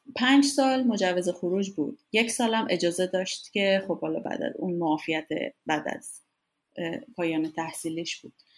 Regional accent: Iran; moved away as an adult; also born or lived in United States / Denmark; از ایران اومدم بیرون

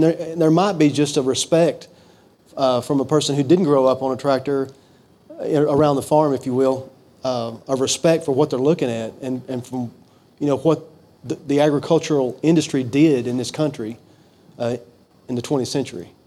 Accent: Fulton, Kentucky, United States; I was born and raised in Fulton, Kentucky

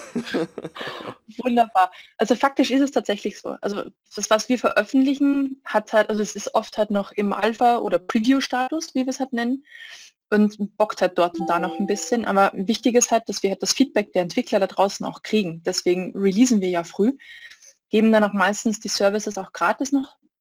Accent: Austria; now in Munich, Germany; Ich bin ursprünglich aus Österreich

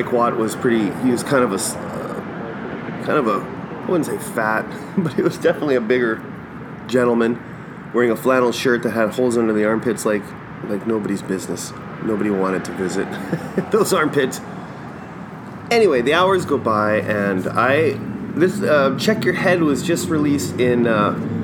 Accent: Winnipeg, Manitoba, Canada; I'm from Winnipeg

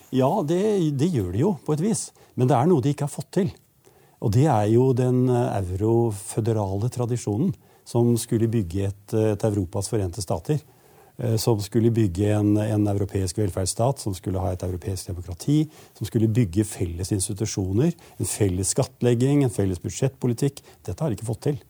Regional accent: a rural village in Eastern Norway, Norway; disse østlandsbygdene, sånn som den jeg kommer fra

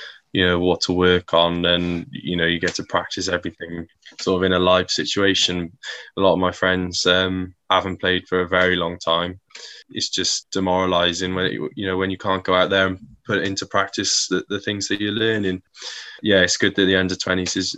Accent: South Wales, United Kingdom; also born or lived in Crowborough, East Sussex; I was born in Crowborough and then pretty much immediately moved to South Wales. So I've lived in Wales pretty much all my life

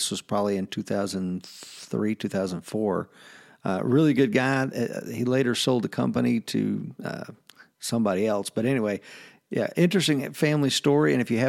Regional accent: Southern US, United States; You know, I'm a Southerner

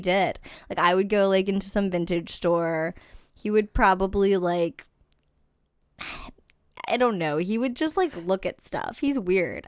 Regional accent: Albany, New York, United States; moved away; I was born in Albany, New York.

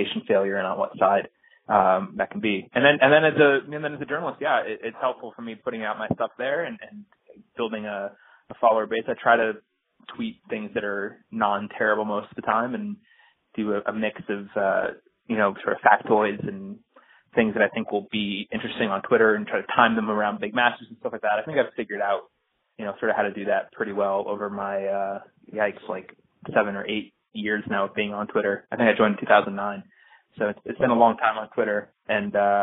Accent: Washington, District of Columbia, United States; Washington, D.C., which is my hometown

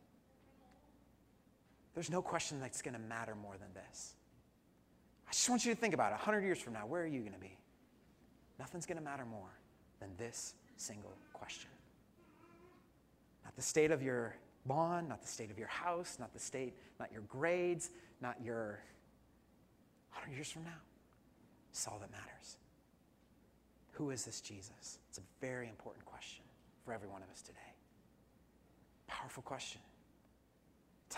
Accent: Colorado, United States; I hail from Colorado, and in Colorado we have cheesesteaks

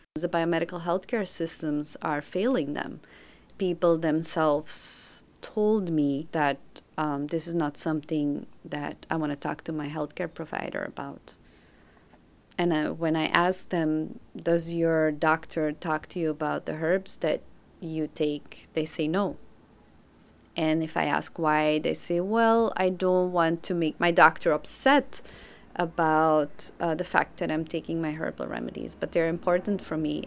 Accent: Belgium; moved away as an adult; now in New York, United States; I'm originally from Belgium, but I've been living in New York since 2005.

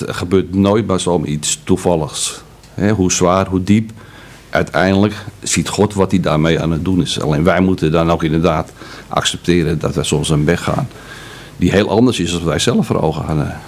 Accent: Amsterdam, North Holland, Netherlands; Ik ben in Amsterdam geboren en opgegroeid, dat kan je wellicht nog een beetje horen

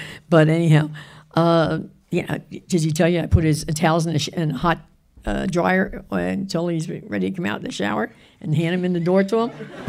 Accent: Florida, United States; I come from Florida.

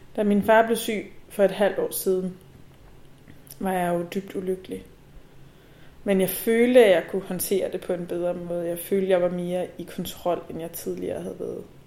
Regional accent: Nivå, Capital Region of Denmark, Denmark; Nivo er en lille by, der ligger nord for København, hvor jeg er vokset op

